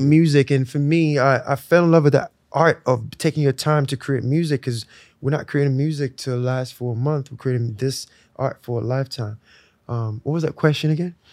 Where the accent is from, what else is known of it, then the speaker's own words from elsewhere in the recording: Lagos, Nigeria; moved away; I was born in Lagos.